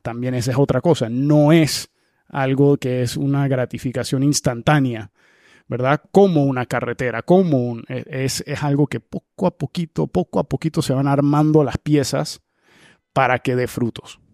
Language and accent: Spanish; Panama; como panameño